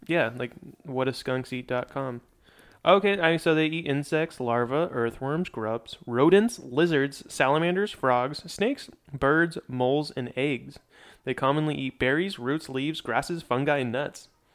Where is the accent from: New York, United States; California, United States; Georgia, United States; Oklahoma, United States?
California, United States; Redlands; I'm from Redlands, so I grew up right next to Hangar twenty-four.